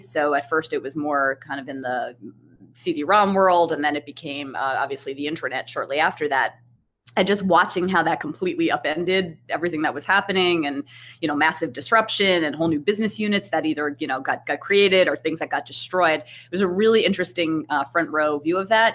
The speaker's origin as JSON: {"language": "English", "town": "Brookline", "region": "Massachusetts", "country": "United States", "tie": "born or raised there", "said": "I'm a local girl. Um, I grew up in Brookline"}